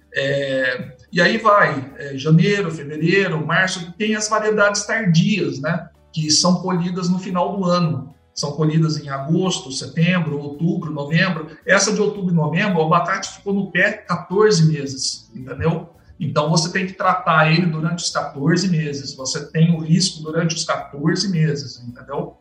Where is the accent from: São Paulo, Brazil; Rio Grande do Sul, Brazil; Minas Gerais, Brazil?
São Paulo, Brazil; Campinas; eu nasci em Campinas, meu pai trabalhava em Campinas